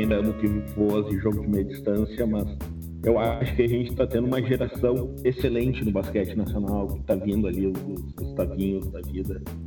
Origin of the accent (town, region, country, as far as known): Porto Alegre, Rio Grande do Sul, Brazil; born or raised there